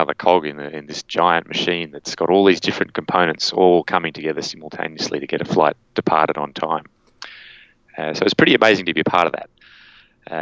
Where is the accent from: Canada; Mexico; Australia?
Australia; Canberra, Australian Capital Territory; moved away as an adult; also born or lived in Sydney; I grew up in Canberra, the capital of Australia, and then I came up to Sydney to go to university